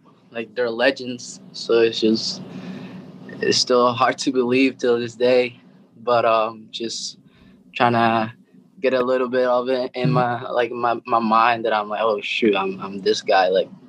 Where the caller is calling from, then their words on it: Austin, Texas, United States; I'm at Austin, Texas, just living the dream.